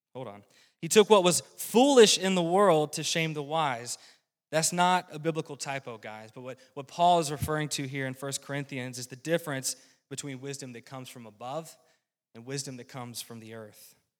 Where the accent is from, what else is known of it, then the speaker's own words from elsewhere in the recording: rural North Carolina, United States; now in Midwest, United States; I was born and raised in a Christian home in rural North Carolina.